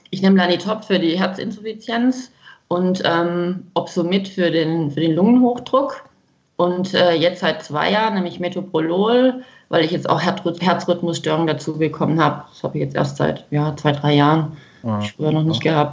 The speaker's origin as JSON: {"language": "German", "town": "Freiberg am Neckar", "region": "Baden-Württemberg", "country": "Germany", "said": "ich komme aus Freiberg, das ist in Baden-Württemberg."}